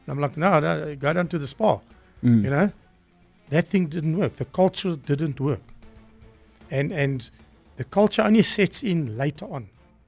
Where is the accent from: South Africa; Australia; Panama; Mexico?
South Africa; Free State; If you come from Cape Town and I'm from the Free State, we have a different understanding of life.